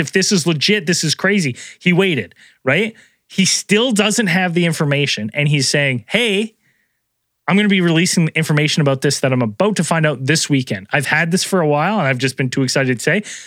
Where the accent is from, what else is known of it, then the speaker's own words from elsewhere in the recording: British Columbia, Canada; as a British Columbian